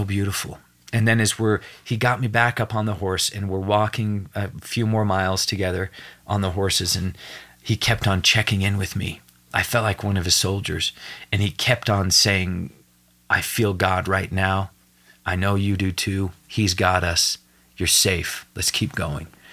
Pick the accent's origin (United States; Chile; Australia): United States; Evanston, Wyoming; I'm from Evanston, Wyoming